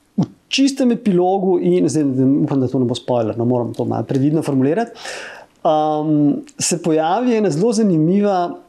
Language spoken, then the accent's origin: Slovenian; Ljubljana, Slovenia; sem rojen v Ljubljani